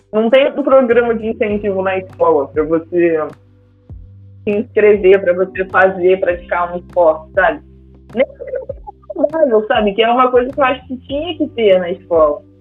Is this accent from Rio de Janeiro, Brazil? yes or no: yes; Miguel Pereira, Rio de Janeiro, Brazil; Quando eu era criança, né, morando em Miguel Pereira